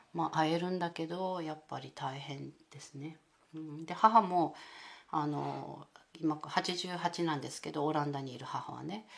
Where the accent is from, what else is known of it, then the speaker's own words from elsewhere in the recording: Sasebo, Nagasaki, Japan; moved away as an adult; also born or lived in Netherlands / Australia; この長崎県佐世保市に、 えー、生まれ育って